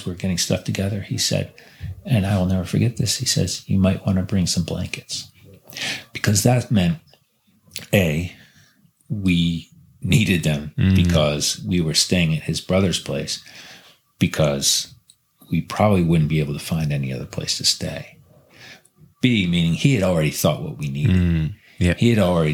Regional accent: New Jersey, United States; moved away as an adult; also born or lived in Fukushima, Japan; now in Matsumoto, Japan; back to my hometown. Back to New Jersey.

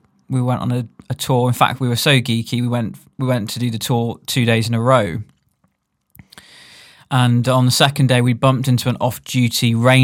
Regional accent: South West England, United Kingdom; I mean, I there's a place in Devon where I grew up on Dartmoor.

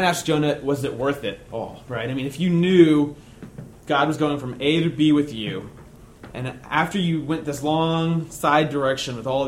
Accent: United States; being an American Christian

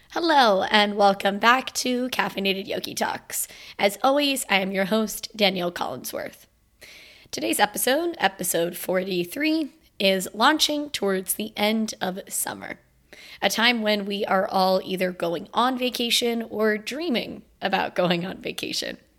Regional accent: Florida, United States; I'm from Florida

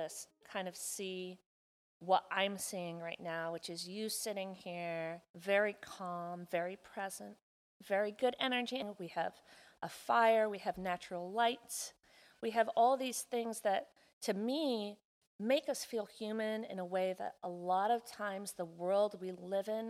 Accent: Kauai, Hawaii, United States; moved away; I was fortunate enough to grow up in one of the most pristine ecosystems on the planet. I was born on Kauai.

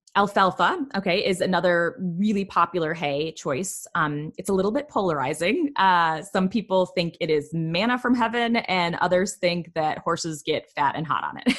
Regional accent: Michigan, United States; I'm from Michigan

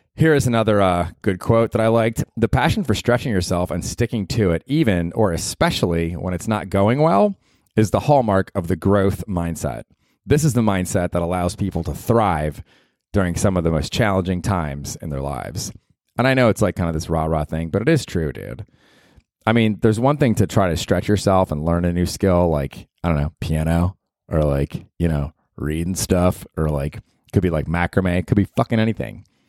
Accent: Tampa, Florida, United States; now in New York, United States; I grew up in Tampa, and I went to the old Tampa Stadium there on Dale Mabry

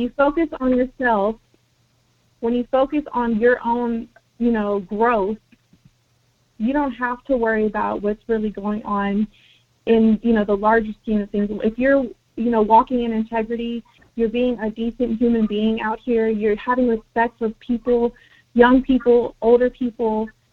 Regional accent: United States; first language Spanish; English is a second language; a person that was born on this land on America, in america

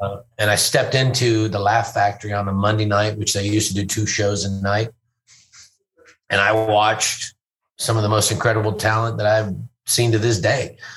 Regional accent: Fort Worth, Texas, United States; also born or lived in Louisville; I grew up in Fort Worth

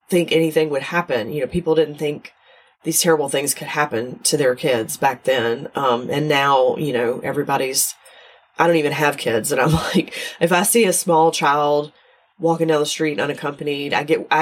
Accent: the South, Southern United States, United States; accent: Southern; I'm not Australian, obviously, but I am Southern

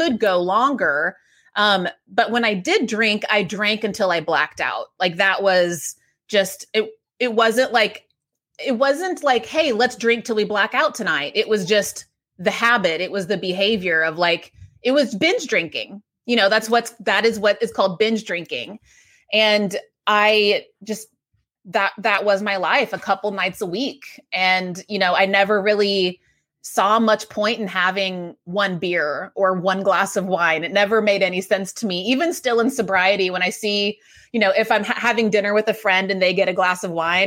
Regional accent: Texas, United States; moved away as an adult; now in New York City, United States; I moved to New York City. I grew up in Texas

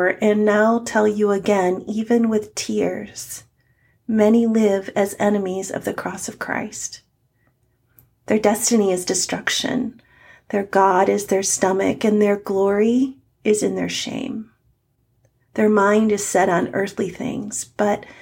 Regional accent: United States; I am in America as an American

